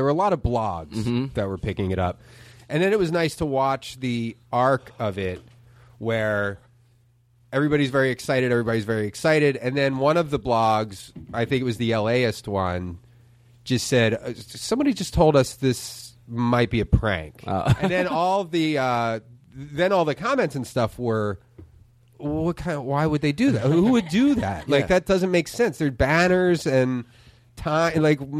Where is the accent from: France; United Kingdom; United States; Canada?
United States; Philadelphia, Pennsylvania; Northeast Tacony. Right over the Tacony-Palmyra Bridge.